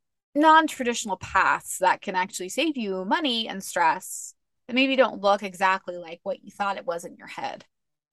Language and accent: English; Outer Banks, North Carolina, United States; I grew up in the Outer Banks